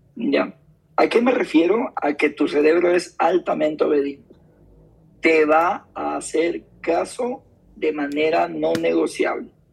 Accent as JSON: {"language": "Spanish", "town": "Guayaquil", "region": "Guayas", "country": "Ecuador", "tie": "born or raised there", "said": "soy de Guayaquil, eh, me crio en el barrio Garay, Ayacucho y la octava"}